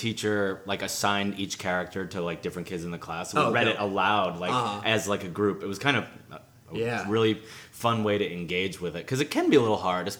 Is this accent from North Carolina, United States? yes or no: no; Long Island, New York, United States; No, in Long Island. So it was like a 45-minute drive, hour train ride into the city.